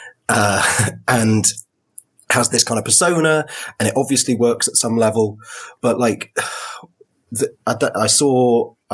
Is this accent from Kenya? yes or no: no; United Kingdom; as a Brit, because like every British polite bone in my body